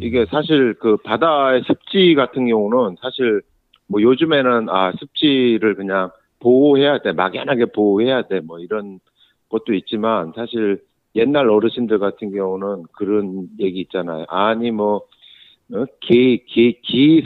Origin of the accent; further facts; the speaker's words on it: Seoul, South Korea; now in Gyeonggi Province, South Korea; 서울 사람이 서울에 서울 아이가 이제 경기도로 이제 학교를 왔다 갔다 하다 보니까